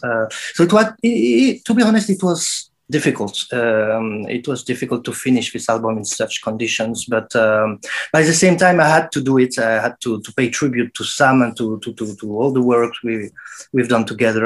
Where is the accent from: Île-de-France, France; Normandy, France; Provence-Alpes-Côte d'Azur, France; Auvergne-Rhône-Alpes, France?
Auvergne-Rhône-Alpes, France; Saint-Étienne; my hometown, Saint Etienne